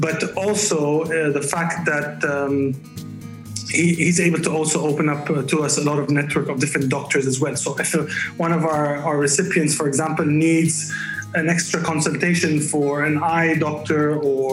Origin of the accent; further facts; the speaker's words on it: Beirut, Beirut Governorate, Lebanon; moved away; I grew up in Beirut